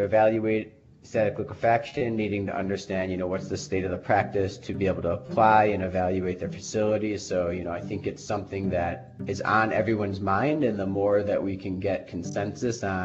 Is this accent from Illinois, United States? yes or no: yes; Chicago, Illinois, United States; moved away as an adult; also born or lived in Idaho; growing up in Chicago area